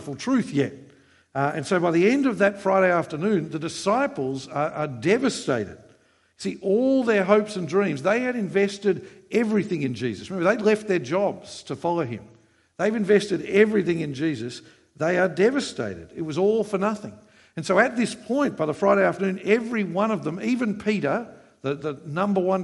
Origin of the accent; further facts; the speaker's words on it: Queensland, Australia; I come from Queensland.